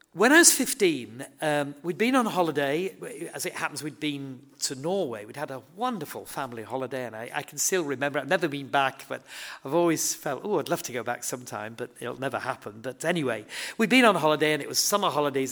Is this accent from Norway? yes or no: no; Horsforth, Yorkshire and the Humber, United Kingdom; I grew up in Horsforth, uh, it's my home